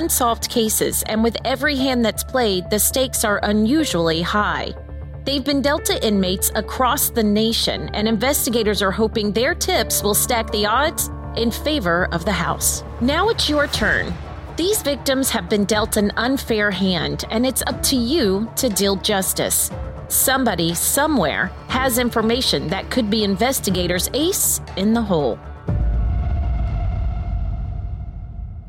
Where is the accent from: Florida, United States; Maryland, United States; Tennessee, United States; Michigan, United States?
Florida, United States; Panama City; now in Orlando, United States; Lori and I are based out of Orlando, Florida, and I am from Panama City, Florida